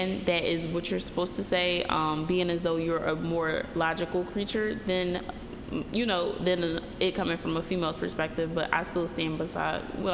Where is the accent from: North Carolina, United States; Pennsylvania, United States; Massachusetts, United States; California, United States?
Pennsylvania, United States; Philadelphia; I'm from Philly